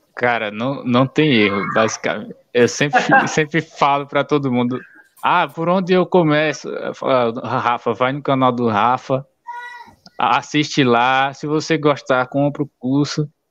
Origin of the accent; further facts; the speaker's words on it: Alagoas, Brazil; sou de Alagoas